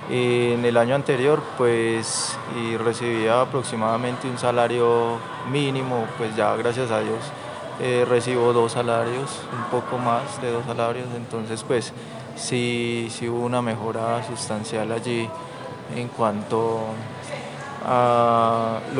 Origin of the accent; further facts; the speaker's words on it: Montería, Córdoba, Colombia; now in Caldas, Colombia; Córdoba. Y bueno pues, nos encontramos una fuente de empleo excelente que nos mejoró el ingreso económico en el 2023.